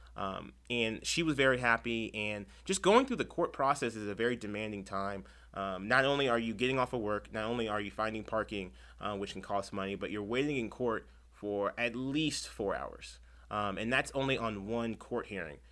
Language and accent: English; Chula Vista, California, United States; I'm born and raised in San Diego, but specifically Chula Vista.